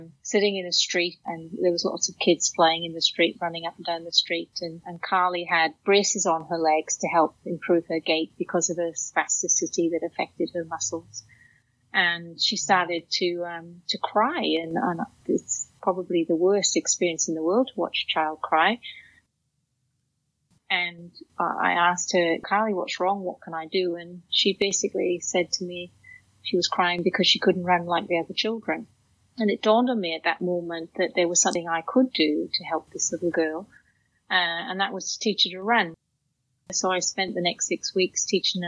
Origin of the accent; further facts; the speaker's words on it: Wales, United Kingdom; I grew up in Wales in a working class family